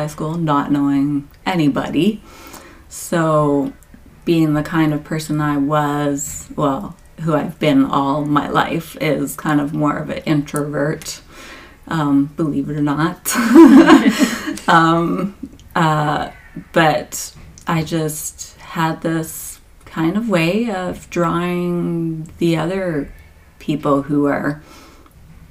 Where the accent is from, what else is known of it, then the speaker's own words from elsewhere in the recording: Conestoga, Ontario, Canada; also born or lived in Peterborough / Texas; I grew up in Conestoga, so my home church was Woodside